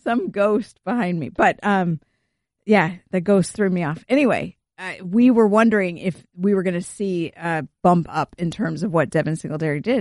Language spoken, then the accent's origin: English; California, United States; growing up in California